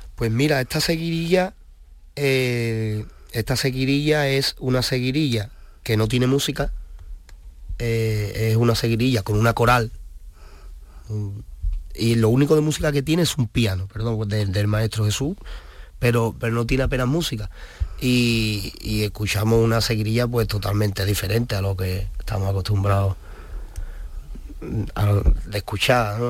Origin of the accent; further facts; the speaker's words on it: Seville, Andalusia, Spain; also born or lived in El Rocío; yo, yo soy de Sevilla, de Sevilla capital. Mi gente pues son todas de Triana